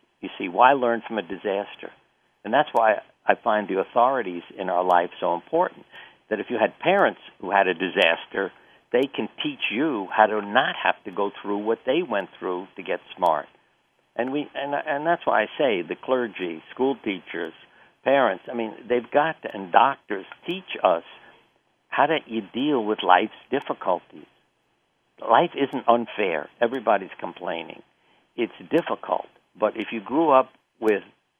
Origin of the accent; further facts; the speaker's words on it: New York, United States; I grew up in New York